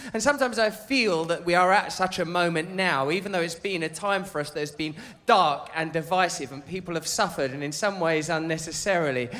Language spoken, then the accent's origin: English; Grays, East of England, United Kingdom; I'm from Grays